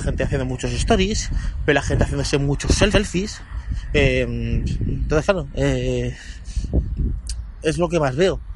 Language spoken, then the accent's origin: Spanish; Guadalupe, Extremadura, Spain; moved away; para mi pueblo, para Guadalupe